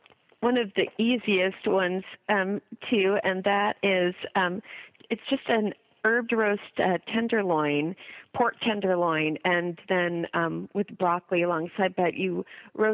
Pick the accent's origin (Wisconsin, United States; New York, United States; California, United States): California, United States; Berkeley; also born or lived in Indiana; I was born in Berkeley.